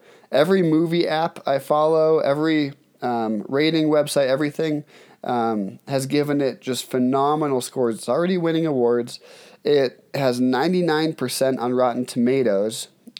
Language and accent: English; Colorado, United States; also born or lived in Cape Cod, Massachusetts; I grew up half in Colorado, half in Cape Cod, Massachusetts. So I think that I moved 3 major times before I graduated high school across the country.